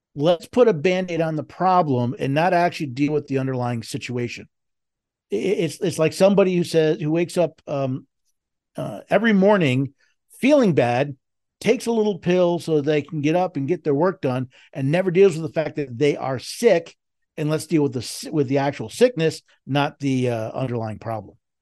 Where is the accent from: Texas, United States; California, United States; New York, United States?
New York, United States; New York City; moved away; I was born and raised in New York, uh, in New York City, lived there many years